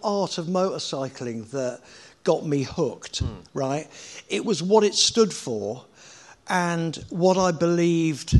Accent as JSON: {"language": "English", "town": "Winchester", "region": "South East England", "country": "United Kingdom", "tie": "born or raised there", "also_born_or_lived": "Norfolk", "said": "we moved down to Winchester from Norfolk, actually"}